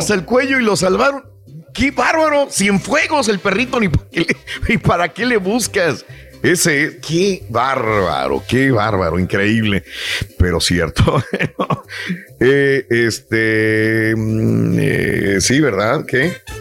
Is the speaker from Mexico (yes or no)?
yes; Mexico; nosotros crecimos en México